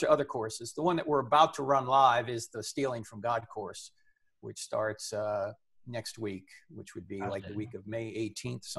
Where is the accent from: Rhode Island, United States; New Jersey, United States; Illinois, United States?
New Jersey, United States; I'm from New Jersey.